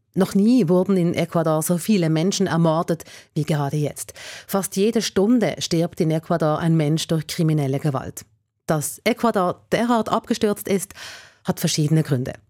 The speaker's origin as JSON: {"language": "German", "country": "Switzerland", "said": "bei uns in der Schweiz"}